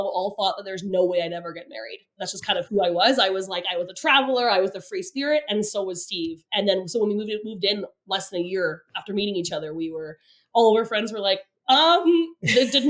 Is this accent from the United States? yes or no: no; Calgary, Alberta, Canada; I'm from the city, I'm from Calgary